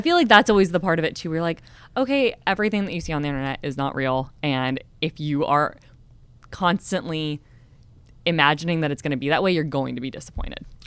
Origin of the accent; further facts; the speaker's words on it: California, United States; also born or lived in San Diego; growing up in California